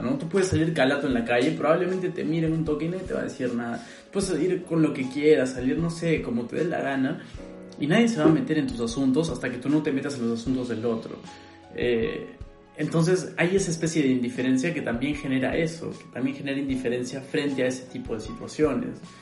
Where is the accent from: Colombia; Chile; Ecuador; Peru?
Peru; now in Berlin, Germany; yo soy peruano